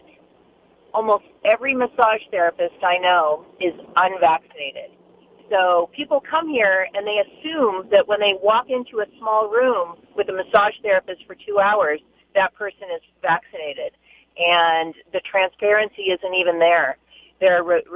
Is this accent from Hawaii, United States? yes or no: yes; Hawaii, United States; I'm from Hawaii, but I work up and down the Kona Coast